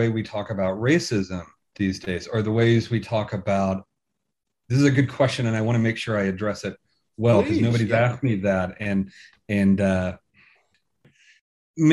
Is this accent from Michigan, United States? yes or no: no; Tennessee, United States; now in Birmingham, United Kingdom; I was born and raised in Tennessee and have family in Alabama.